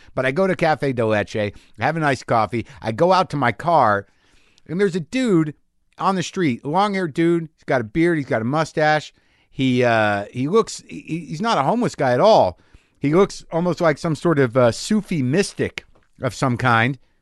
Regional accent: New Mexico, United States; moved away; also born or lived in Astoria, New York; I grew up in New Mexico, renegade Jews

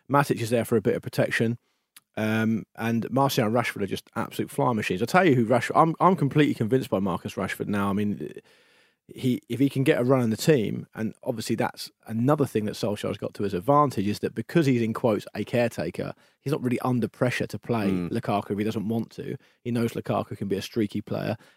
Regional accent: Portsmouth, South East England, United Kingdom; moved away as an adult; now in London, United Kingdom; like, "I'm, I'm from Portsmouth." yeah, I'm actually. I've only been in London for a year

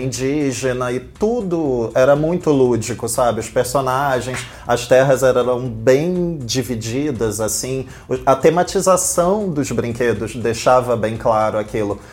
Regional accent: Rio de Janeiro, Brazil; Eu, como bom carioca

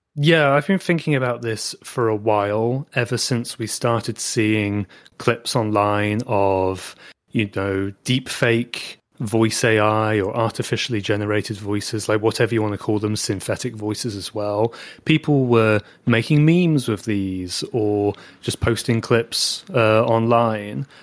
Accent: United Kingdom; accent: British; my British accent

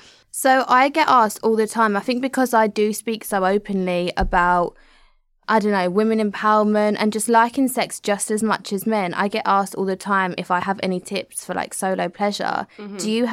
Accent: Southend-on-Sea, East of England, United Kingdom; I come from Southend and I'm not like massively educated.

